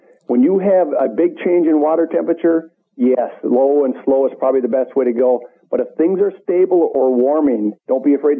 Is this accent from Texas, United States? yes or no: no; Minnesota, United States; I grew up in Minnesota where walleyes are king.